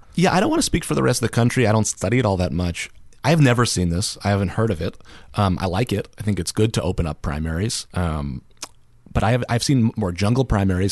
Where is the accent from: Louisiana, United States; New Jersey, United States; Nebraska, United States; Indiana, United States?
New Jersey, United States; moved away as an adult; now in Alaska, United States; I'm originally from New Jersey